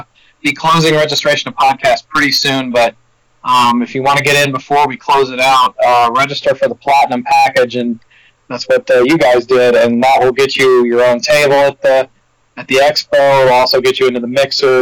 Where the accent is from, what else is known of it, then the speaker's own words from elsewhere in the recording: Cheatham County, Tennessee, United States; I grew up in Cheatham County.